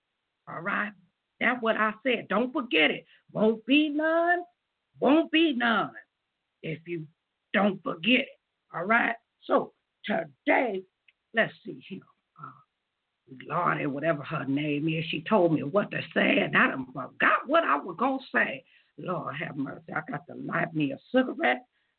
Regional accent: Las Vegas, Nevada, United States; now in Columbus, United States; I am your host from Las Vegas, Nevada, but I'm here in Columbus, Ohio

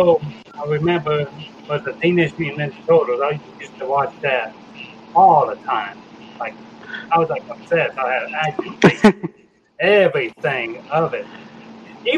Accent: Oklahoma, United States; also born or lived in Dallas, Texas; I was born in Dallas, Texas. I grew up in Oklahoma for a good portion of my life.

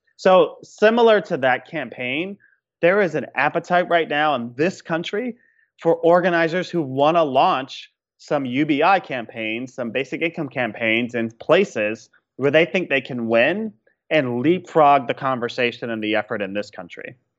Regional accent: Chicago, Illinois, United States; my hometown of Chicago

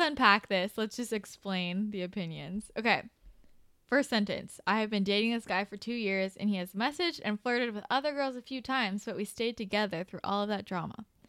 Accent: Bay Area, California, United States; moved away as an adult; now in Los Angeles, United States; I'm from the Bay Area originally

